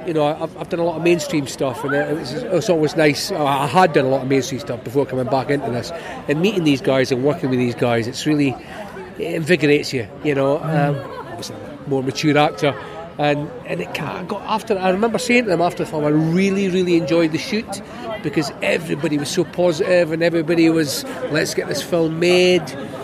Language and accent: English; Scotland, United Kingdom; I mean, forget the fact that I'm Scottish.